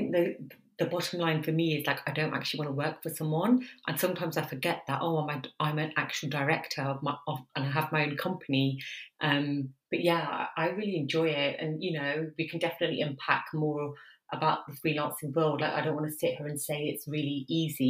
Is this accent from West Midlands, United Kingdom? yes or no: yes; Coventry, West Midlands, United Kingdom; accent: Midlands twang; also born or lived in London; I'm originally from the Midlands, London University, Coventry, but now I'm in Birmingham. The twang is still there